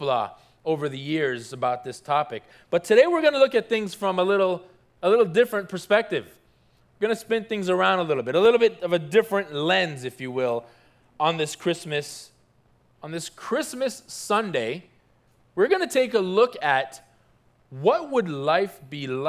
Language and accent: English; Toronto, Ontario, Canada; now in South Florida, United States; I grew up in Toronto, Canada